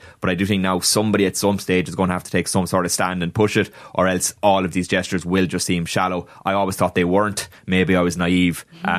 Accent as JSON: {"language": "English", "country": "Ireland", "said": "obviously when anybody who is Irish is described as British, we lose our collective minds a little bit."}